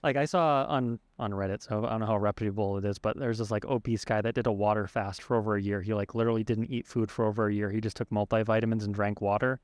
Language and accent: English; United States; I was born in America